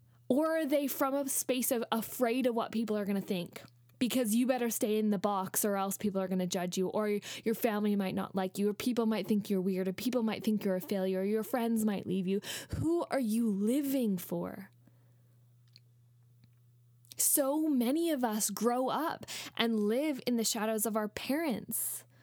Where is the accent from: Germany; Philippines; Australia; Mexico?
Australia; also born or lived in Canada; I'm white. I'm a white person. I grew up in Canada and then Australia